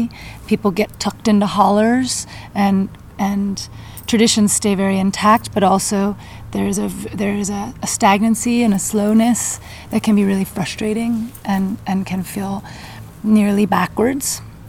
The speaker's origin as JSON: {"language": "English", "town": "Atlanta", "region": "Georgia", "country": "United States", "tie": "born or raised there", "also_born_or_lived": "southern Mexico", "moved": "as an adult", "said": "We grew up in Atlanta. And we had, you know, this really interesting kind of identity crisis of our southernness"}